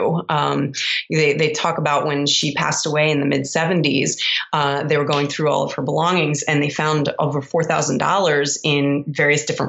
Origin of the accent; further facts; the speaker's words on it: Baltimore, Maryland, United States; moved away as an adult; also born or lived in Columbus, Ohio; I'm originally from Baltimore, Maryland